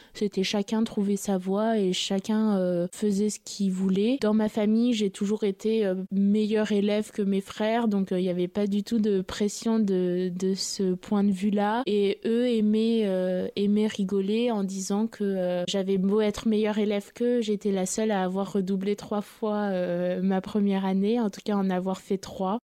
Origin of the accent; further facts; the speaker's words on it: Paris, Île-de-France, France; Je suis euh, née à Paris et j'ai grandi euh, à Paris